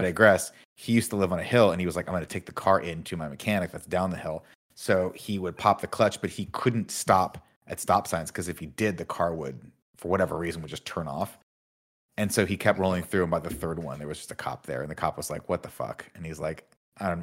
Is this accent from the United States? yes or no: yes; Riverside, California, United States; moved away; I grew up in Riverside